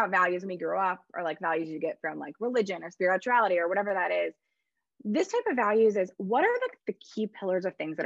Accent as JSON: {"language": "English", "region": "Midwest", "country": "United States", "said": "I'm from the Midwest"}